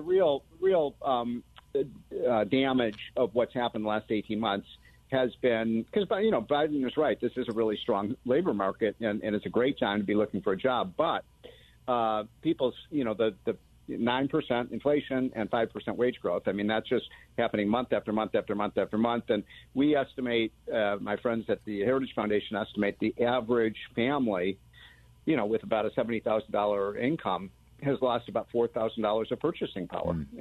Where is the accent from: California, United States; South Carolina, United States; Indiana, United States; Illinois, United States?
Illinois, United States; Chicago; I'm from Chicago.